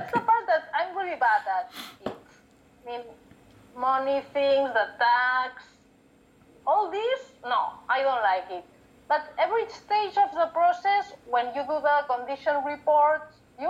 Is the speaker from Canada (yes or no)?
no; Barcelona, Catalonia, Spain; first language Catalan; English is a second language; my mother tongue is Catalan